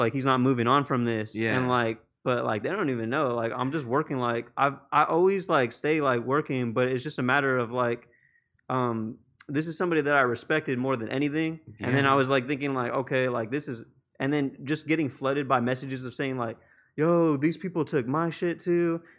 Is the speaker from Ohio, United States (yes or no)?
no; South San Francisco, California, United States; I'm from South San Francisco.